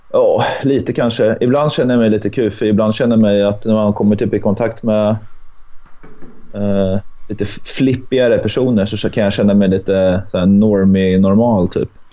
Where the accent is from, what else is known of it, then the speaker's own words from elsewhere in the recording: Örebro, Örebro County, Sweden; moved away as an adult; also born or lived in Hamburg, Germany; now in Gothenburg, Sweden; jag är född i Hamburg. Men jag är uppvuxen i Örebro